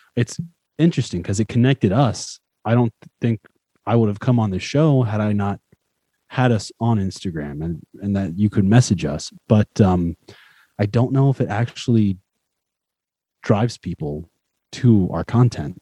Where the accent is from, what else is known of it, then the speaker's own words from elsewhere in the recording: United States; I'm American